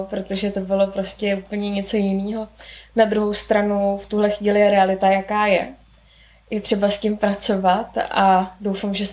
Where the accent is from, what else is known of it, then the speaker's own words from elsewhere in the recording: Prague, Czechia; z Prahy.